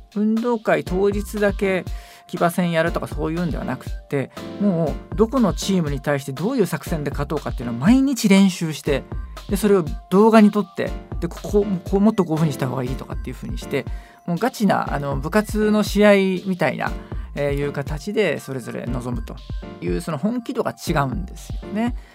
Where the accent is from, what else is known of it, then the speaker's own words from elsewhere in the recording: Tokyo, Japan; 東京生まれだったので